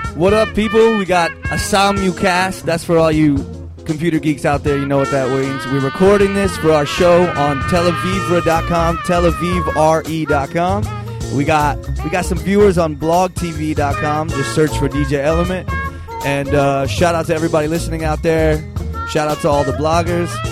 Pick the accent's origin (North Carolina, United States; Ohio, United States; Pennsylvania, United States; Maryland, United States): Maryland, United States; Montgomery County; moved away; also born or lived in Tel Aviv, Israel; I'm from Montgomery County